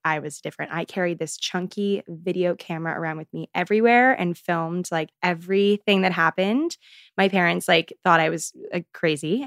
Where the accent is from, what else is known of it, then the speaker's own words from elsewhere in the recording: Maryland, United States; moved away as an adult; now in New York City, United States; I grew up in Maryland, but now I'm here in good old New York City.